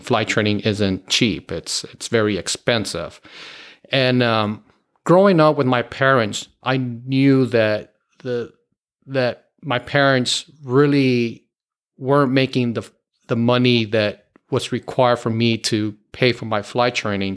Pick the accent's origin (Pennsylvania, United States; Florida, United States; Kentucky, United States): Florida, United States; Miami; moved away; originally born and raised in Miami, Florida.